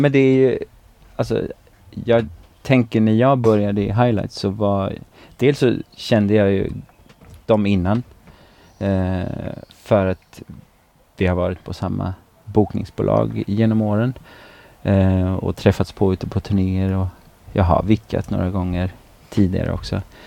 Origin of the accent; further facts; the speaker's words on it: Tidaholm, Västra Götaland, Sweden; also born or lived in Östergötland; now in Alingsås, Sweden; jag är ju från Västergötland från, från grunden